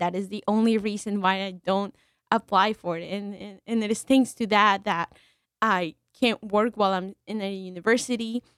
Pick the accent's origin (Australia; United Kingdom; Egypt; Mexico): Mexico; now in New Haven, United States; we are not Italian. We are from Mexico